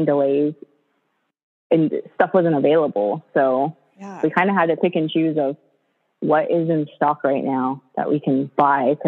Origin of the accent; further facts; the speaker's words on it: East Coast, United States; moved away; also born or lived in California; I grew up on the East Coast